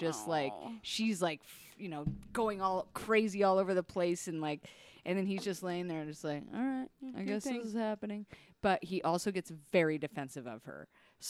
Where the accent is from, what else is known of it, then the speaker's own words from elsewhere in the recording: Bremerton, Washington, United States; moved away as an adult; also born or lived in Cheyenne, Wyoming; go right to my hometown, which is Bremerton.